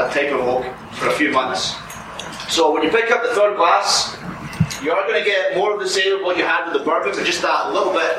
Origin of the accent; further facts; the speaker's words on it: Scotland, United Kingdom; moved away as an adult; now in United States; try being Scottish on an American for 10 years.